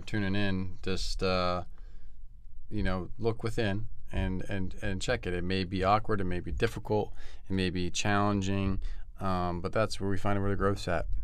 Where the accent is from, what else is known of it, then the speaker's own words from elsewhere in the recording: Bucks County, Pennsylvania, United States; now in Southern California, United States; grew up in Bucks County area